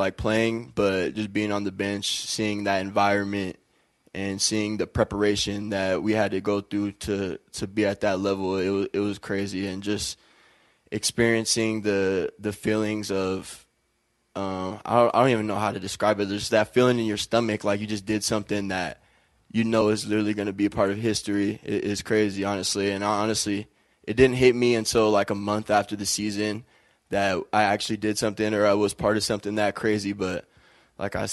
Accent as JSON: {"language": "English", "town": "Auburn", "region": "Washington", "country": "United States", "tie": "born or raised there", "also_born_or_lived": "New Jersey", "moved": "as an adult", "lives_now": "Moscow, Idaho, United States", "said": "growing up in Auburn, going to Auburn High School was a great experience"}